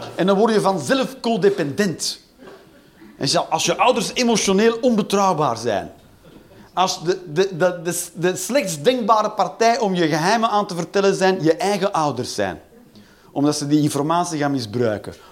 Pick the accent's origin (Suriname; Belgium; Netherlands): Belgium; Flanders